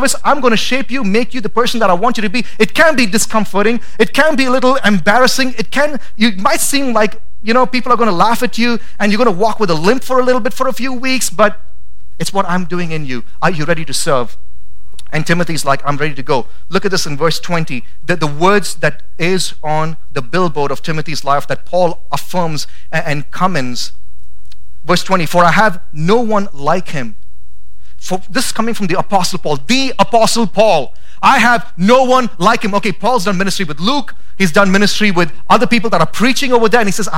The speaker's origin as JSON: {"language": "English", "country": "India", "tie": "born or raised there", "moved": "yes", "lives_now": "Boise, United States", "said": "I grew up in India, and that was just a part of my language at home."}